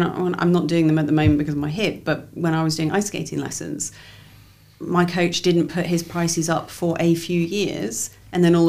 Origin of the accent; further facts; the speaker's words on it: Leeds, Yorkshire and the Humber, United Kingdom; moved away; I grew up in Leeds